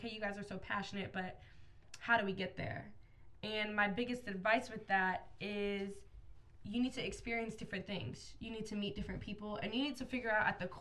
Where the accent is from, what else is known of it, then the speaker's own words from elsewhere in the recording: Phoenix, Arizona, United States; I'm from Phoenix, Arizona.